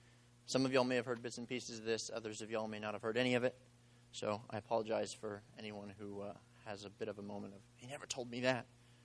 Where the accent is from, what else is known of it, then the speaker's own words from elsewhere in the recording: Eagle Pass, Texas, United States; also born or lived in Mexico; So I was born in Mexico while they were on the mission field, and a couple years after I was born, they moved out to a place called Eagle Pass, Texas, right on the border with Mexico